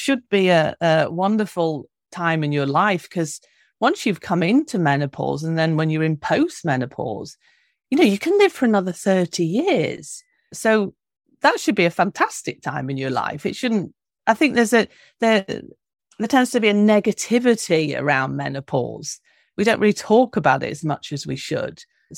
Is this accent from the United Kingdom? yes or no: yes; London, United Kingdom; I'm originally from London, from the UK